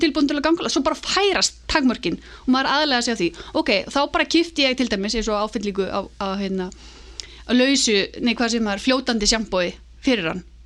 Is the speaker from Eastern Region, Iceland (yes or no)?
no; Álftanes, Capital Region, Iceland; ég er alveg upp á Altanesi eh, og í rauninni bara í, í mikill tengslum við náttúruna